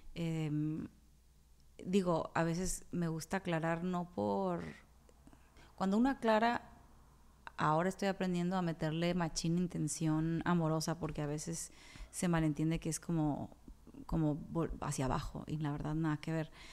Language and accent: Spanish; Culiacán, Sinaloa, Mexico; moved away as an adult; also born or lived in Monterrey, Mexico / Mexico City, Mexico; now in New York, United States; soy la primer sinaloense en estar en ese festival